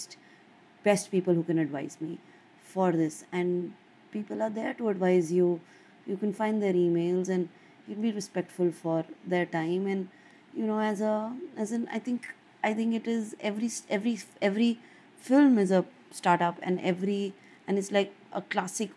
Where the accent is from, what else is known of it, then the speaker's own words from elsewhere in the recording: India; as an Indian filmmaker